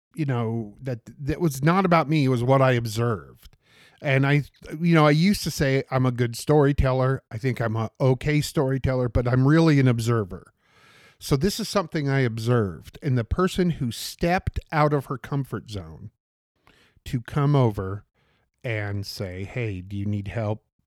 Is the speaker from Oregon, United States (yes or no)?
yes; Portland, Oregon, United States; I grew up on forty-sixth and Ainsworth